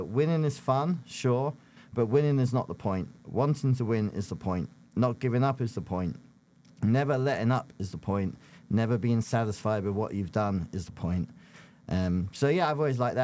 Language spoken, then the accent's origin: English; London, United Kingdom; now in United States; I grew up in South London, near Croydon and Crystal Palace